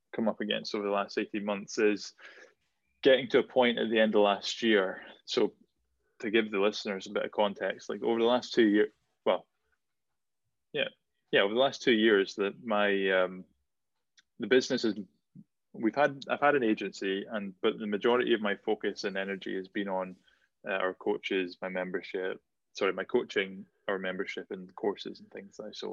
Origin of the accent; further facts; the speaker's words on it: Shetland, Scotland, United Kingdom; growing up in Shetland, you were either good at music or you were good at sport